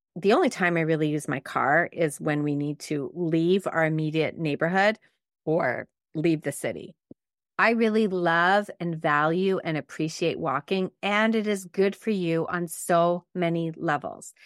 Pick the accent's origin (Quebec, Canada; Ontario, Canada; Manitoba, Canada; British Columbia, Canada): Quebec, Canada; Montreal; I actually grew up in a suburb of Montreal called the West Island.